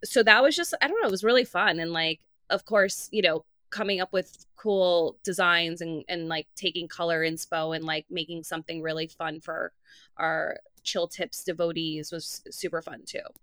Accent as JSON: {"language": "English", "town": "New York City", "region": "New York", "country": "United States", "said": "I'm from Queens. I came to the city when I was seventeen years old"}